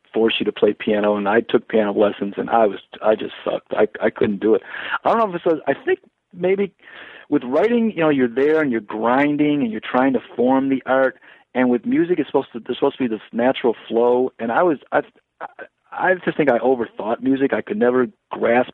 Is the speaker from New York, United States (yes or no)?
no; Detroit, Michigan, United States; I was born in Detroit. I grew up in Detroit until we 13, and then we moved out to the burbs